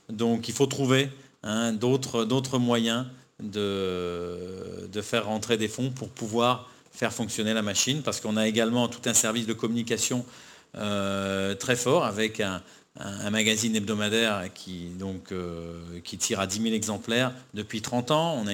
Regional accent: France; moi je suis français, ma, femme, mes enfants sont, ivoiriens

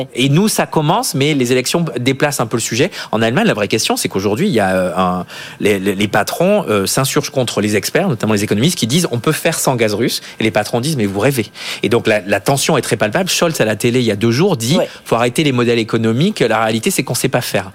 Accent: south-west France, France; je viens du Sud-Ouest

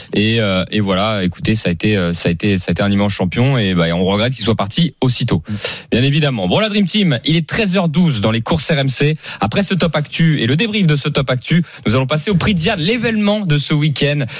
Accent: Normandy, France; je suis normand

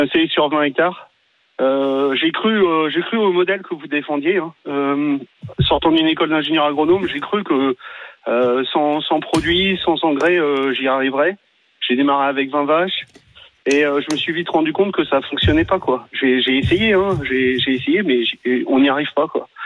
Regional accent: Paris, Île-de-France, France; moved away; je suis parisien, je me suis installé sur la ferme de mon grand-père

